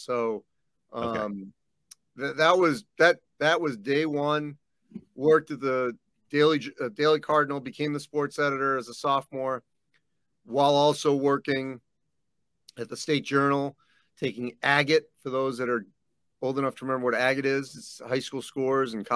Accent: Boston, Massachusetts, United States; moved away; also born or lived in Wisconsin; growing up in Boston

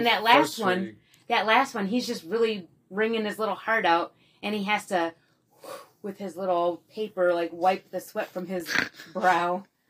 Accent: Midwest, United States; I did not watch these commercials growing up in the Midwest.

